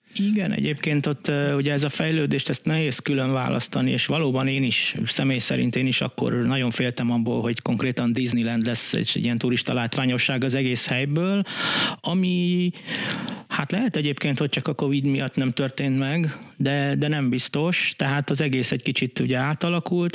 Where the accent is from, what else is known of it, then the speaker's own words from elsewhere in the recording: Budapest, Hungary; Én ugyan itt a betonon, izé, Budapesten nőttem fel